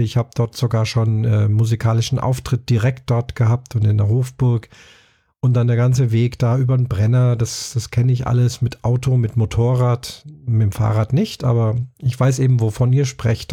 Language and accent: German; Munich, Bavaria, Germany; München, meiner Heimatstadt